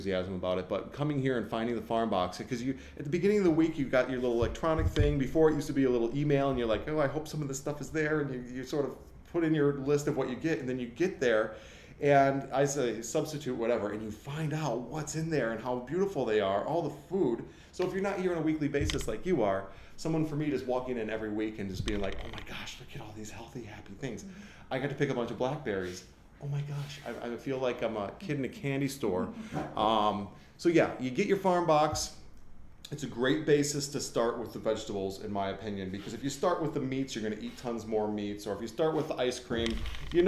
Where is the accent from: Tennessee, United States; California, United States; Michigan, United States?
Michigan, United States; moved away as an adult; now in Los Angeles, United States; I grew up in this kind of environment. I mean, we didn't have big gardens, but I was a hillbilly from Michigan